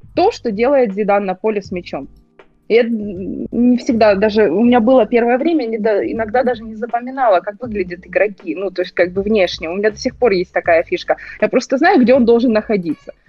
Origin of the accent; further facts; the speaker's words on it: Ukraine; я украинка